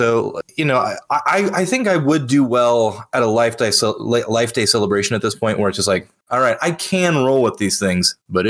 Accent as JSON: {"language": "English", "region": "the South", "country": "United States", "tie": "born or raised there", "said": "growing up in the South, church was a pretty regular Sunday thing."}